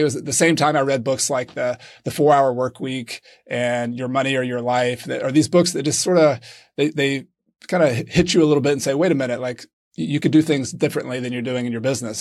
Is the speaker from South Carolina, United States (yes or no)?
yes; Clemson, South Carolina, United States; moved away as an adult; now in Granada, Spain; I am originally from Clemson, South Carolina